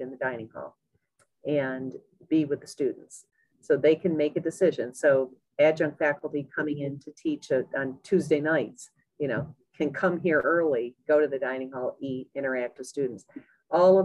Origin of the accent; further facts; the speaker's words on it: Parish, New York, United States; I grew up in Parrish, New York, little tiny town